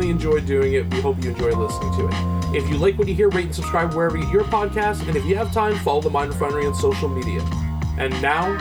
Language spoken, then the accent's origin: English; Canada; As a Canadian